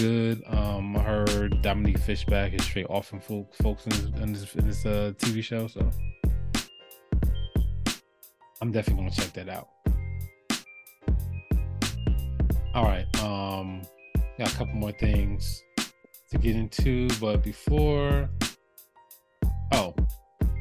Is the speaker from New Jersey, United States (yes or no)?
yes; New Jersey, United States; moved away as an adult; growing up in Jersey, we don't have a lot of guns around